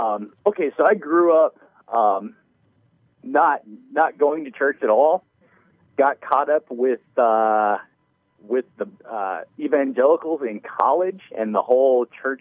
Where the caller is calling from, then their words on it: New York, United States; Upstate New York, yeah.